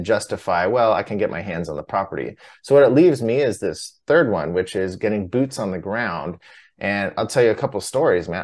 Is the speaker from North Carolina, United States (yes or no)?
no; Southern California, United States; I grew up in Southern California